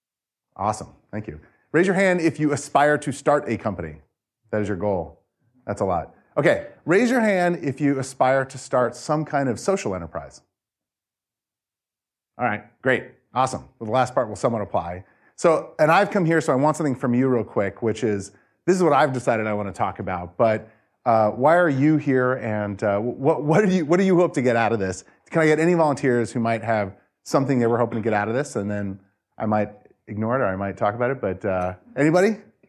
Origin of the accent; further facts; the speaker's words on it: Phoenix, Arizona, United States; also born or lived in New York; I moved to Phoenix when I was young from New York, and I did not have a good experience in elementary, middle, or high school.